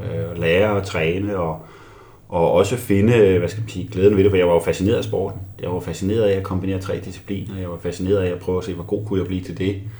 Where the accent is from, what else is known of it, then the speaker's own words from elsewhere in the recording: Albertslund, Capital Region of Denmark, Denmark; Jeg voksede op i Albertslund øh, som 14-årig